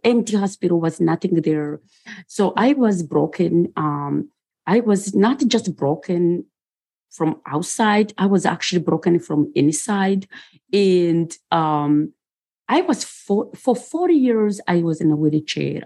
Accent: Rwanda; moved away; also born or lived in Bucharest, Romania; I was born in Bucharest, Romania, and I grew up in Rwanda.

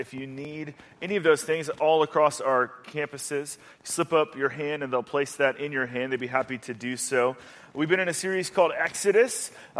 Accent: Atlanta, Georgia, United States; So I grew up in Atlanta, Georgia. That's where I lived most of my life, actually. Most of my family is still there.

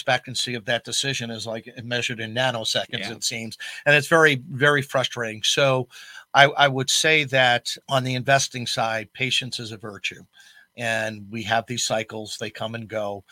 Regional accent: Long Island, New York, United States; also born or lived in Ithaca, New York; now in Syracuse, United States; I grew up on Long Island

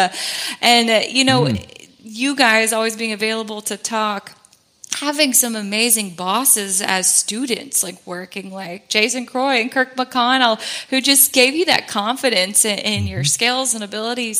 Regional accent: Georgia, United States; also born or lived in South Carolina; we waited about a year before we moved back home to Georgia from South Carolina

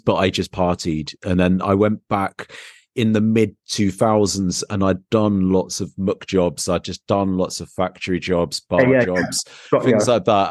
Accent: England, United Kingdom; being English

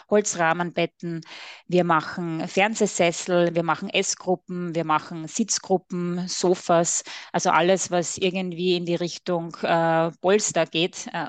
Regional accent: Styria, Austria; accent: Austrian; mit Sitz in der schönen Oststeiermark in Österreich. Man hört es natürlich auch etwas an meinem Akzent.

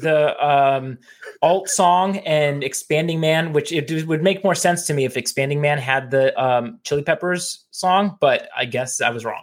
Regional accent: Phoenix, Arizona, United States; growing up in Phoenix

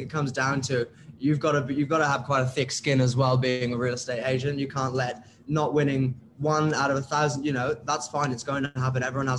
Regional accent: United Kingdom; accent: British; moved away as an adult; now in Australia; As you can tell by my British accent, I've got all of my friends, all of my main friends from ages 10 to 22 who live in the UK and in parts of Europe.

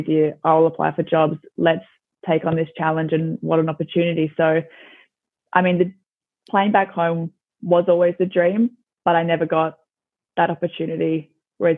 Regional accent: Adelaide, South Australia, Australia; moved away as an adult; now in Scotland, United Kingdom; I'm from Adelaide

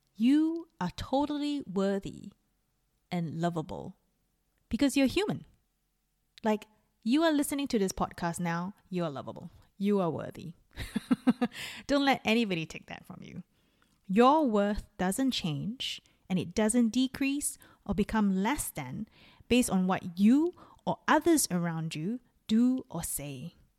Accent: Singapore; moved away; also born or lived in Melbourne, Australia / Dunedin, New Zealand; I'm Singaporean

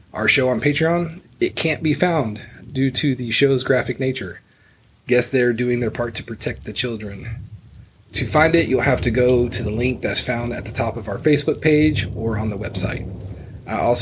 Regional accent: Houston, Texas, United States; Houston, Texas, my hometown

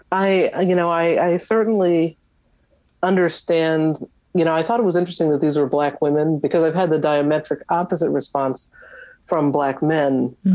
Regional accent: Long Island, New York, United States; I grew up in the New York area on Long Island

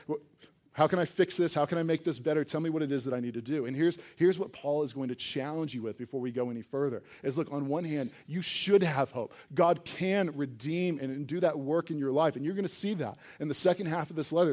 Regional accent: East Coast, United States; now in Colorado, United States; I grew up on the East Coast

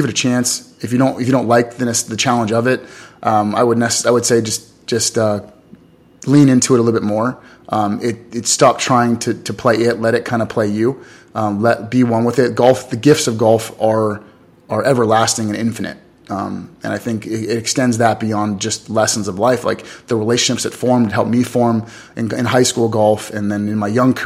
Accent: Los Angeles, California, United States; I grew up in Los Angeles, California.

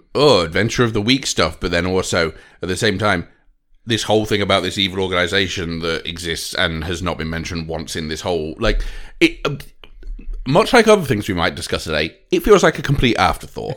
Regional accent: United Kingdom; I ain't European, I'm British

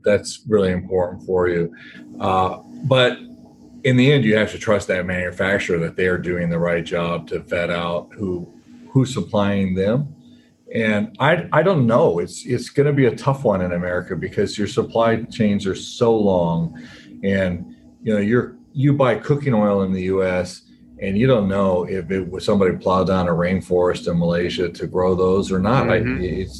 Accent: California, United States; moved away as an adult; also born or lived in Alabama; now in Papua New Guinea; I grew up in California

